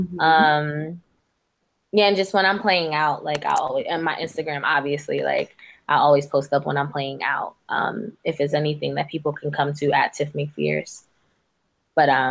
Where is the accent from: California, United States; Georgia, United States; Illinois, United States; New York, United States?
New York, United States; New York City; I'm from the Bronx